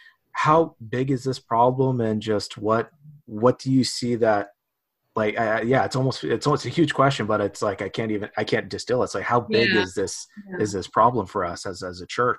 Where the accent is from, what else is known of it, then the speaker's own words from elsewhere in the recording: California, United States; growing up in the West in a small little insulated community in California.